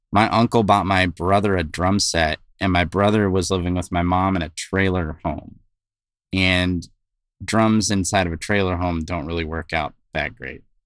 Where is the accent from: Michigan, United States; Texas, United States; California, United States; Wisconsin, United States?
California, United States; West Covina; I grew up in West Covina, California